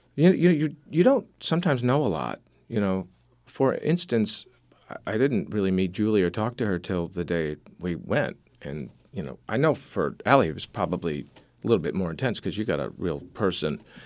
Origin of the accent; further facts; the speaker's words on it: Syracuse, New York, United States; I grew up in Syracuse, New York, next to Hutchings Psychiatric Institute